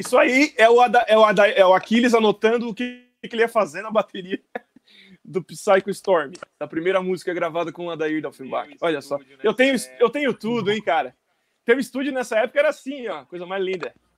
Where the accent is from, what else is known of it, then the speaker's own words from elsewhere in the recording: Criciúma, Santa Catarina, Brazil; Criciúma, Santa Catarina